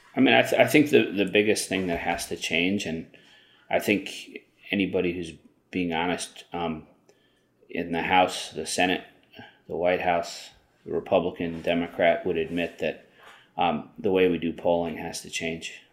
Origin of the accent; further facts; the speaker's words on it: Long Island, New York, United States; I grew up on, uh, Long Island, which is why I speak English so perfectly